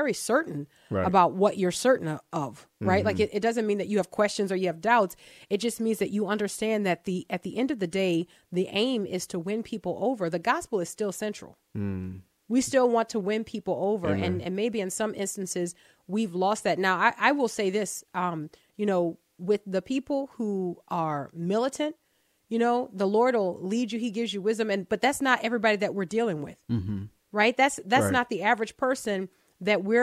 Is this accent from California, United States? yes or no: no; Texas, United States; I am a Texan.